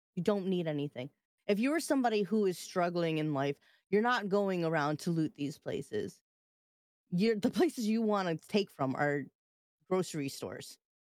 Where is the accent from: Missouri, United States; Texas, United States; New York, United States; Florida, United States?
New York, United States; I'm from New York